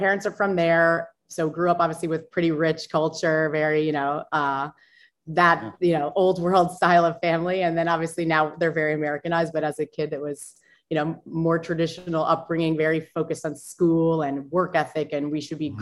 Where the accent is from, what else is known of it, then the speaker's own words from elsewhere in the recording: Long Island, New York, United States; I was born on Long Island